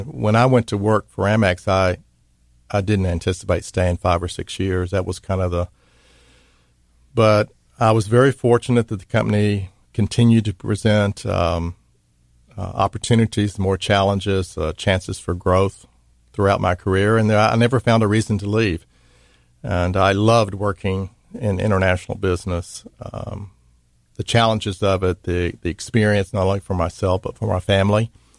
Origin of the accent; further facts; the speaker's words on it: Mississippi, United States; well, I'm from Mississippi, right?